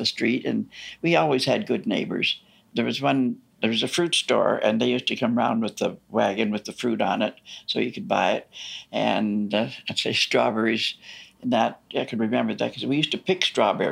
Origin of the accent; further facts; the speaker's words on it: Toronto, Ontario, Canada; also born or lived in Fairbank, Toronto; We moved from Mount Dennis to Fairbank